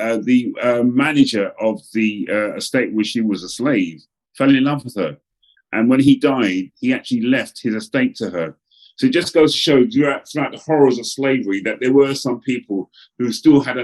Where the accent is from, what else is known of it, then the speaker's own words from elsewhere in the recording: England, United Kingdom; a young black man growing up, in particular in England